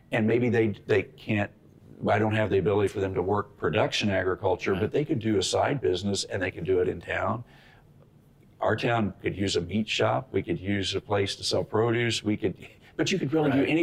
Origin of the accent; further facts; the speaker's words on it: Benson, Minnesota, United States; he was from mm-hmm. my hometown of Benson, Minnesota, right.